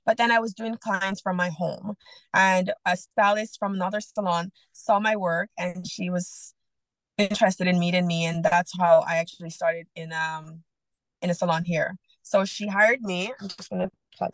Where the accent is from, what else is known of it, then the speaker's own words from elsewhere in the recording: Jamaica; moved away as an adult; also born or lived in Okanagan, Canada; now in Canada; I was born and raised in Jamaica.